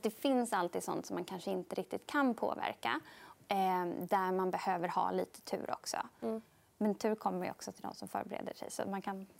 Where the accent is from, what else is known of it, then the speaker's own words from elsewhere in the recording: Sweden; som svensk